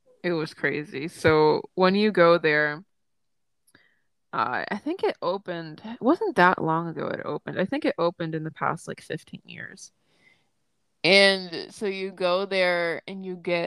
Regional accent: Tennessee, United States; I've born and raised in Tennessee, but I'm the only one, except for like my brother, that has spent their entire life here

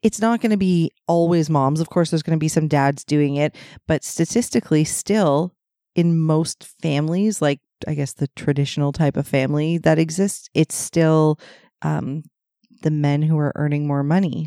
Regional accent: Ontario, Canada; somebody would find out I was from Ontario

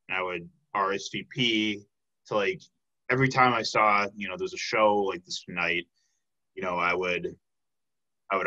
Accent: Chicago, Illinois, United States; now in Milwaukee, United States; I'm from the Chicago area, like, I have friends that are still there

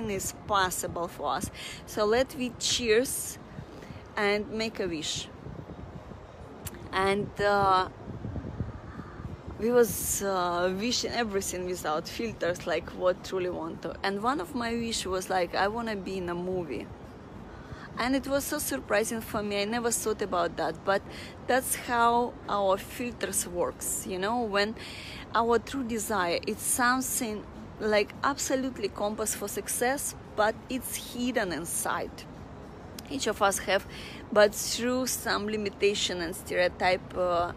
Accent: Russia; moved away as an adult; now in Singapore; I was from Russia

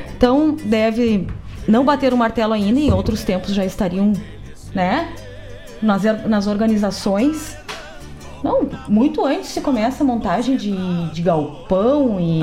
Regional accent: Cachoeira do Sul, Rio Grande do Sul, Brazil; moved away as an adult; now in Porto Alegre, Brazil; Ah, sou de Cachoeira do Sul

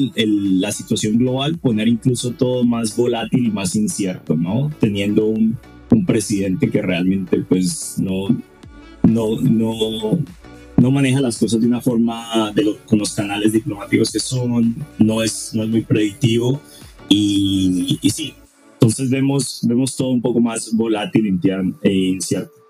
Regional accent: Colombia; yo siendo latinoamericano y colombiano

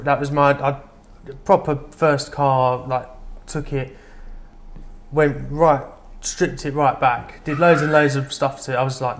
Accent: London, United Kingdom; I lived, growing up in London.

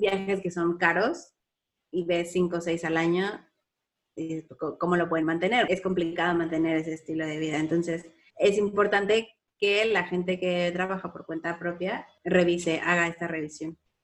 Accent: Mexico; moved away as an adult; salí de México y fui a estudiar al extranjero y aunque mis papás me estaban manteniendo

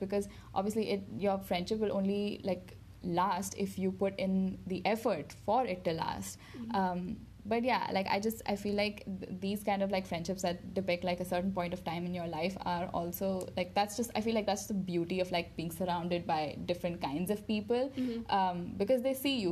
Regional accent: Dubai, United Arab Emirates; moved away; growing up in Dubai with, like, the same group of people and people who know me in and out, and then coming here

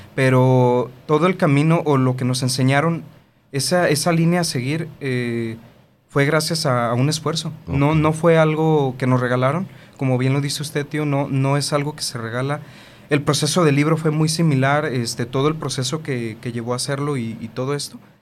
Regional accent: Tonalá, Jalisco, Mexico; siempre hemos vivido en donde mismo, en Tonalá, Jalisco. Somos orgullosamente tapatíos.

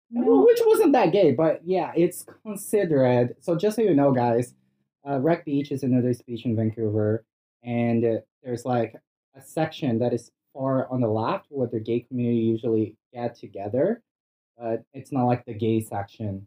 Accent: Brazil; English is a second language; moved away; I'm originally from Brazil.

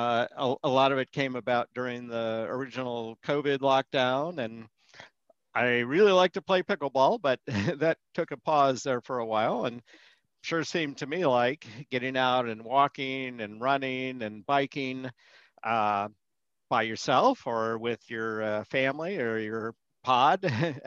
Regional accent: Colorado, United States; moved away as an adult; also born or lived in Boulder, Colorado; now in Florida, United States; We were both originally from Colorado

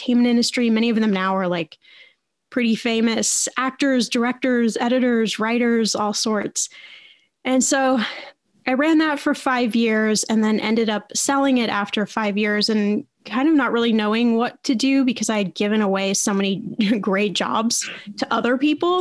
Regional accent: Indiana, United States; I went back to college to Indiana University. I was born in Indiana.

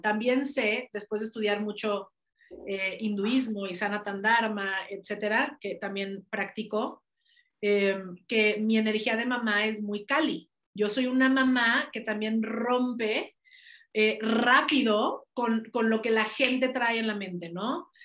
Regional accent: Mexico; also born or lived in United States; si nací en México también es para algo. Si nací en este país es para, y, eso fue lo que me hizo regresarme de Estados Unidos para acá

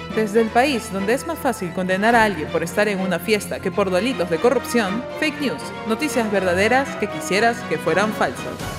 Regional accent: Peru; Somos peruanos

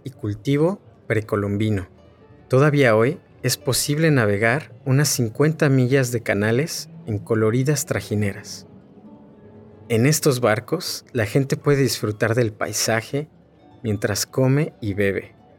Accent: Mexico City, Mexico; soy de Xochimilco, un barrio en el sur de la Ciudad de México

